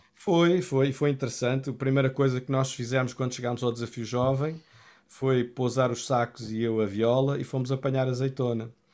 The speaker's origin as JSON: {"language": "Portuguese", "town": "Cascais", "region": "Lisbon", "country": "Portugal", "tie": "born or raised there", "said": "eu cresci na Assembleia de Deus, fazia parte da Assembleia de Deus de Cascais"}